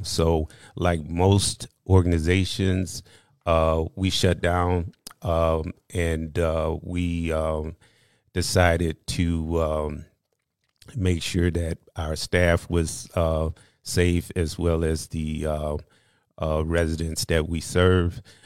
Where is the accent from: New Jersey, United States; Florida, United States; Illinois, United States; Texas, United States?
Illinois, United States; Aurora; also born or lived in Missouri; I was raised in Aurora, been here ever since, um, I was a child.